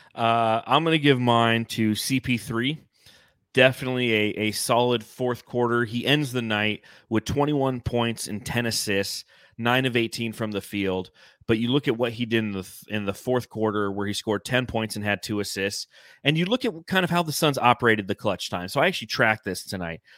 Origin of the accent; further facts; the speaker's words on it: Los Angeles, California, United States; as a young child growing up in Los Angeles, you had the L A Kings